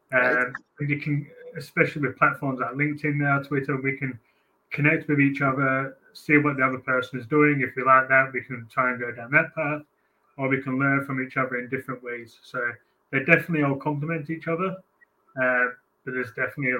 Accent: Australia; moved away as an adult; now in England, United Kingdom; I grew up in Australia

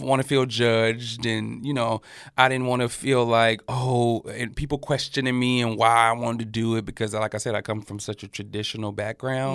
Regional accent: Birmingham, Alabama, United States; moved away as an adult; also born or lived in New York / Atlanta; now in Los Angeles, United States; I grew up in Al-, Birmingham, Alabama

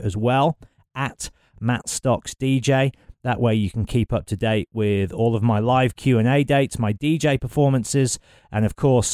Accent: Dorridge, West Midlands, United Kingdom; I grew up in Dorridge, just down the road from Birmingham.

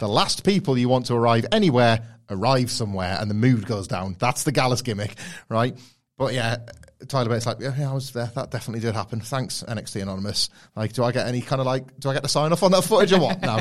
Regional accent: United Kingdom; being from the U K

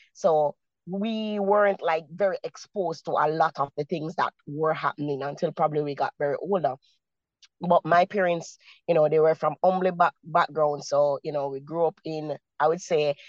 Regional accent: Kingston, Jamaica; I was born, and raised in the communities. I was born in Maxfield. I spent most of my years in Kennecott and in Arnett Gardens. So, you know, persons would say, you know, those are some of the roughest communities here in Kingston, Jamaica.

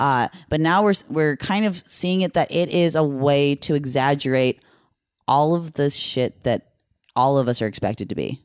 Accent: Norco, California, United States; I'm from Riverside County

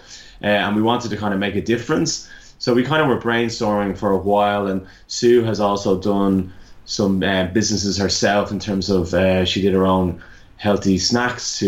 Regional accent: Ireland; accent: Irish; moved away as an adult; also born or lived in Melbourne, Australia; now in Australia; I'm originally Irish, if anyone hasn't guessed by my accent

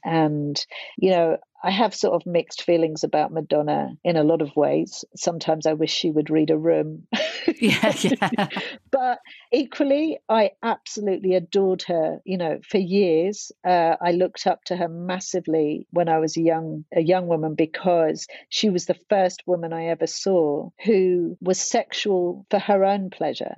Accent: London, United Kingdom; growing up in Hackney, where it wasn't very safe in the 80s

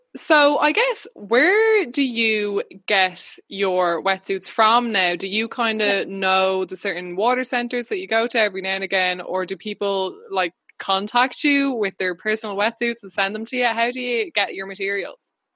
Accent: Wexford, Leinster, Ireland; I grew up in Wexford.

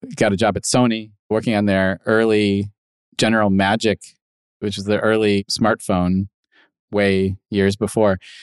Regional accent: Midwest, United States; moved away; I was a kid from the Midwest

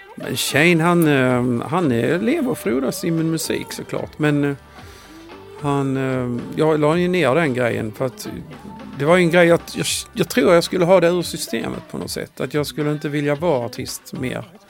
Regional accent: Skåne, Sweden; Jag är ju från Skåne

